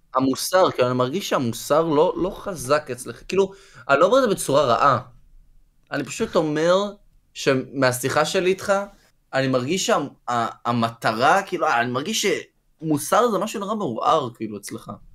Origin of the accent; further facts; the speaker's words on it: Israel; אני בתור אזרח ישראלי, גם יהודי, אבל ישראלי